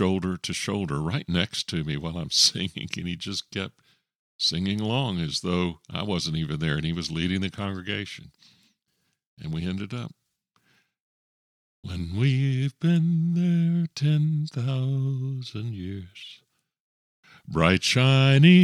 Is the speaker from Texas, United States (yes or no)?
yes; Texas, United States; moved away as an adult; I moved there from Texas, he was very interested in the fact that I was a Texan